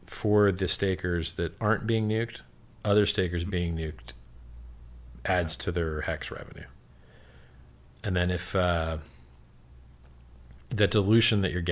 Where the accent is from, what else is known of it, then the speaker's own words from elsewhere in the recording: Miami, Florida, United States; I'm from Miami.